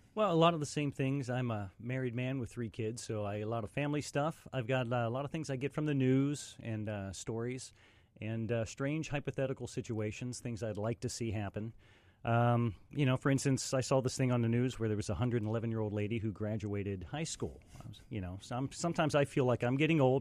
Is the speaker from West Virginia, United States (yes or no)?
yes; West Virginia, United States; moved away; also born or lived in Pittsburgh, Pennsylvania; I'm originally from West Virginia